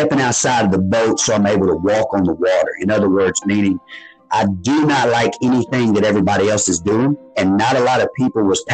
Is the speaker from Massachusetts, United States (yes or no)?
no; South Arkansas, United States; moved away as an adult; I come from an area where that is poverty stricken down in South Arkansas.